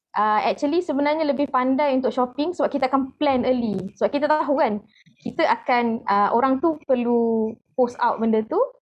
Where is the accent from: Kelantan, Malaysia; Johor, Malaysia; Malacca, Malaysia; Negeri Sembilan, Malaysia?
Kelantan, Malaysia; Pasir Mas; now in Hulu Selangor, Malaysia; saya asal Kelantan di uh, Pasir Mas selalu tapi sekarang tinggal di Hulu Selangor